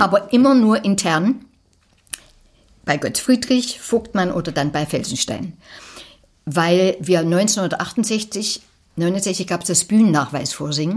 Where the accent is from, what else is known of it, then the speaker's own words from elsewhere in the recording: Falkenstein, Saxony, Germany; moved away; also born or lived in Berlin; Aus Falkenstein. Das ist so zwischen Plauen und Zwickau da in der Drehe.